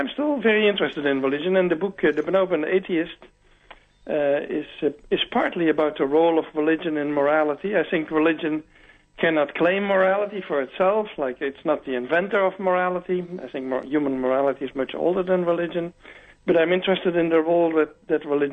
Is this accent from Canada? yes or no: no; Netherlands; moved away as an adult; now in Atlanta, United States; I grew up in the Netherlands